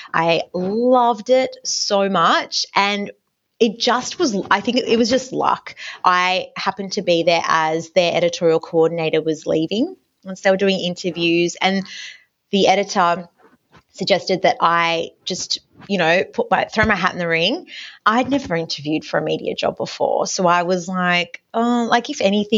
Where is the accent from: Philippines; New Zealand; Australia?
Australia; Newcastle, New South Wales; I grew up in Newcastle. I was studying there at Newcastle Uni